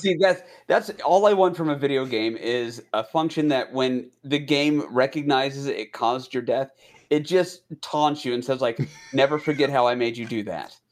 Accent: United States

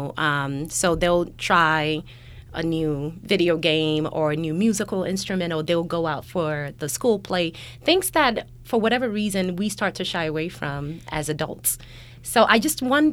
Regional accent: Nigeria; moved away; we're both Nigerian, even coming from Nigeria

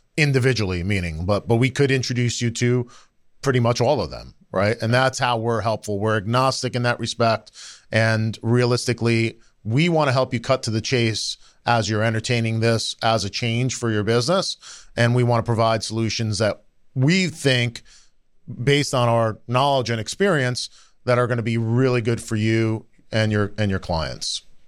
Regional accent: New Jersey, United States; I grew up in New Jersey, right? I'm, I'm a North Jersey guy

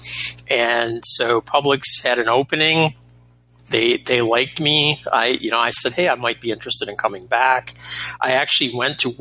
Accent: Florida, United States; moved away; a very strange return to what I consider my home state of Florida

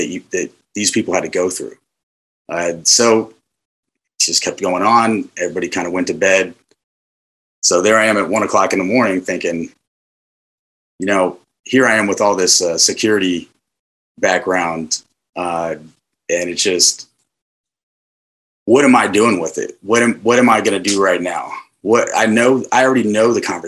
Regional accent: Riverside, New Jersey, United States; moved away as an adult; also born or lived in San Diego, California; I was born in San Diego, California, but raised in my school age years in Riverside, New Jersey, which is just on the outside of the, you know, the Philadelphia metropolitan area

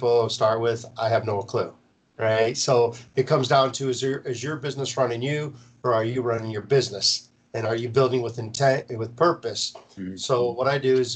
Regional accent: Marlette, Michigan, United States; now in Florida, United States; my hometown

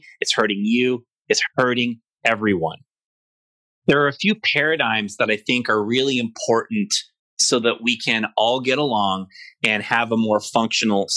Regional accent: United States; I'm definitely, most of all, an American

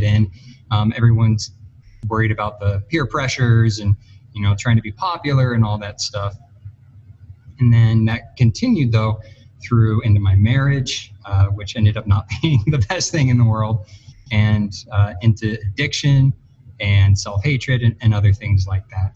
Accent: Arizona, United States; now in Colorado, United States; I grew up in Arizona mostly before I moved to Colorado here

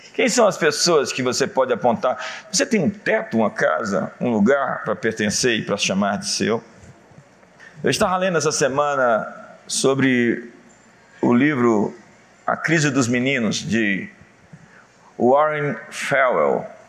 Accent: Brazil; Somos todos filhos do Brasil, somos brasileiros

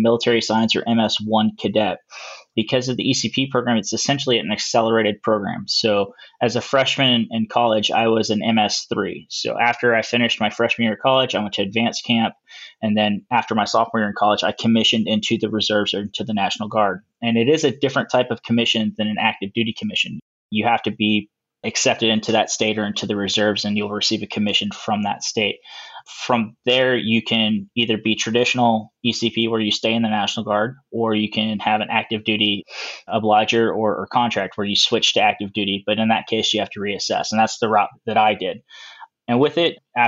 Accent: Sacramento, California, United States; also born or lived in Missouri; I'm originally from Sacramento, California.

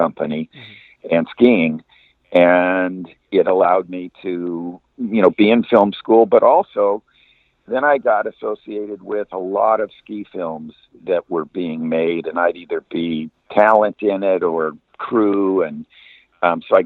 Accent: Long Beach, California, United States; when I grew up in Long Beach in Southern California

